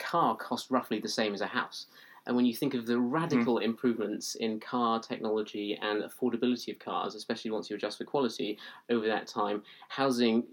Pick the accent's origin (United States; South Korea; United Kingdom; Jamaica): United Kingdom; Lancashire, North West England; now in London, United Kingdom; growing up, say, in my hometown back in Lancashire